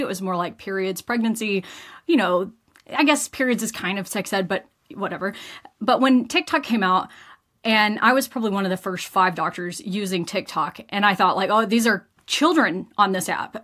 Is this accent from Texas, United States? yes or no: yes; rural West Texas, United States; moved away as an adult; now in Invercargill, New Zealand; originally, I am from Texas in the US, and I grew up in a small town, about 14,000 people in kind of rural West Texas